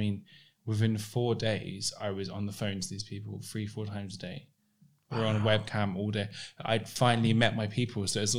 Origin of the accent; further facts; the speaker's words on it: London, United Kingdom; where I grew up in Southeast London, there was no one like me there.